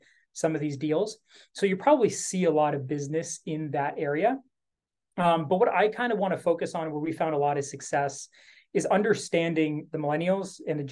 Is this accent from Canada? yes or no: yes; Canada; I'm Canadian